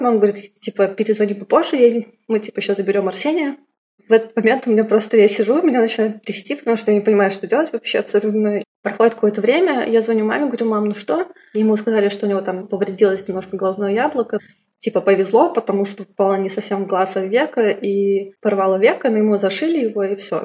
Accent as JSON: {"language": "Russian", "region": "Minsk", "country": "Belarus", "tie": "born or raised there", "moved": "as an adult", "said": "Я из Беларуси, я сама родом из Минска, и я там прожила 24 полных года, до 2016 года."}